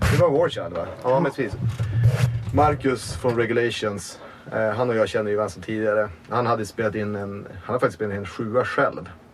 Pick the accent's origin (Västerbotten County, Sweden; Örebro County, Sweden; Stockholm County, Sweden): Västerbotten County, Sweden; Umeå; moved away; also born or lived in Malmö; jag är från Umeå från början, men jag flyttade tillbaka till Umeå typ 2014. Och då hade jag bott i Malmö ett tag